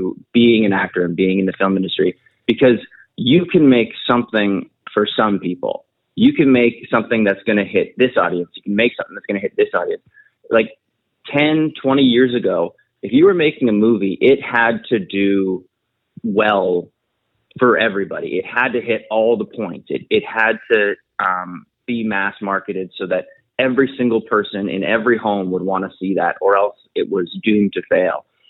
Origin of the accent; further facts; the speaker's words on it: Prince George, British Columbia, Canada; moved away; I actually got to film it in my hometown of it's called Prince George, British Columbia. I grew up there